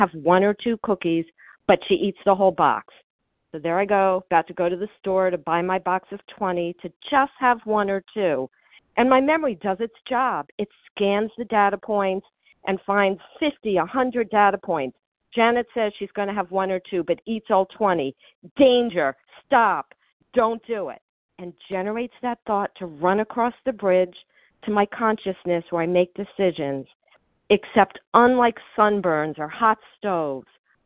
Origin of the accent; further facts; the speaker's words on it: Miami, Florida, United States; now in New Jersey, United States; I grew up in Miami